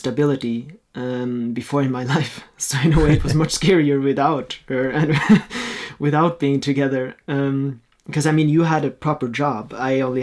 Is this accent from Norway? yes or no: yes; Norway; first language Norwegian; English is a second language; also born or lived in Austria / Australia / Germany; I was born in Austria, but we moved here when I was 4 to Norway, and then I lived here until I was 19. So I grew up in Norway.